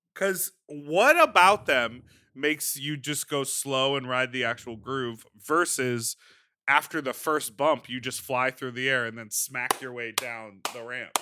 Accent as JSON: {"language": "English", "town": "Chicago", "region": "Illinois", "country": "United States", "tie": "born or raised there", "said": "when I was growing up in Chicago"}